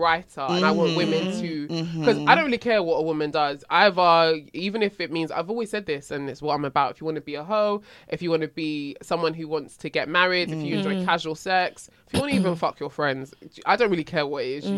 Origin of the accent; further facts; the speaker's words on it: Nigeria; I'm Nigerian